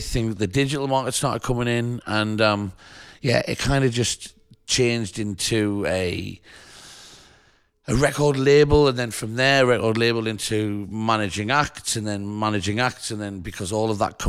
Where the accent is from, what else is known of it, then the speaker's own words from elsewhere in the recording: Sunderland, North East England, United Kingdom; So I bought a record shop in my hometown. {S0} Which is? {S1} In Sunderland, in the north of England.